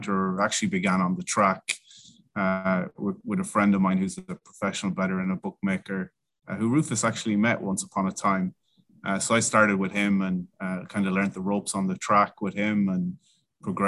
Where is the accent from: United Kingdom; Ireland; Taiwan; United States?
Ireland; I am Irish